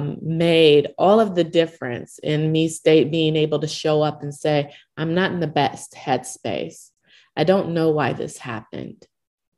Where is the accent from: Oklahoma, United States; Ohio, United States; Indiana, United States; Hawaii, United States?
Oklahoma, United States; Owasso; I grew up in Oklahoma, small town of Owasso, Oklahoma, which is not far outside of Tulsa.